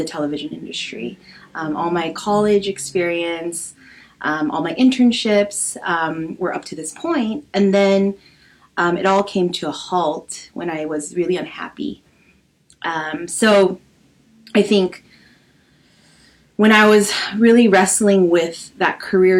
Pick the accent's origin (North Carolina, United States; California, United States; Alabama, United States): California, United States; Los Angeles; also born or lived in San Diego; I'm Korean American. I was born and raised in Los Angeles